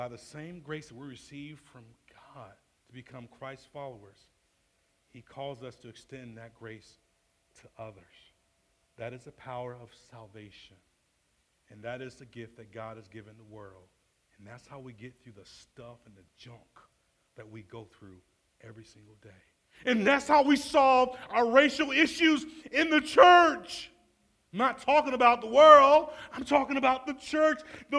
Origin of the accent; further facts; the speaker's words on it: Atlanta, Georgia, United States; I'm from Atlanta.